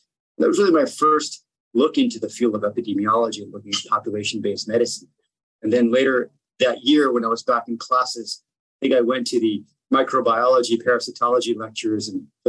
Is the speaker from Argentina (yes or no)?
yes; Argentina; also born or lived in United States; now in Virginia, United States; I live in the United States. I was born in Argentina and raised in both countries. I live in Virginia now.